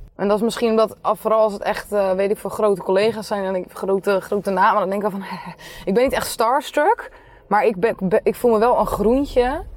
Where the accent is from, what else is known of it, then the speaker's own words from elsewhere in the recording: Nieuwerkerk, South Holland, Netherlands; Ik kom uit Nieuwekerk